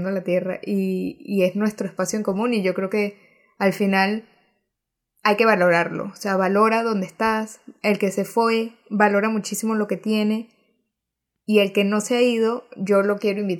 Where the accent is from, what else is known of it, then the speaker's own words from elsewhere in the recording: Venezuela; nosotras somos mega venezolanas y amamos con locura Venezuela.